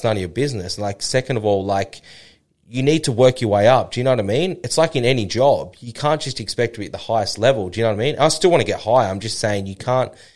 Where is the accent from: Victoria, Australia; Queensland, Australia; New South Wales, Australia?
Queensland, Australia; Noosa; That's my hometown.